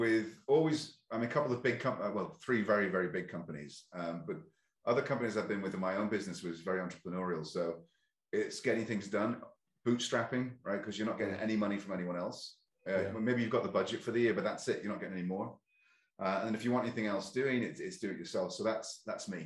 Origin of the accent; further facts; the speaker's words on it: Ireland; both from Ireland, I'm British-Irish